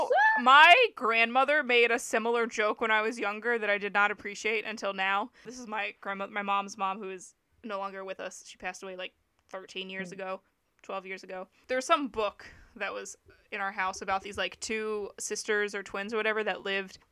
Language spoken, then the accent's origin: English; Louisiana, United States; I'm from Louisiana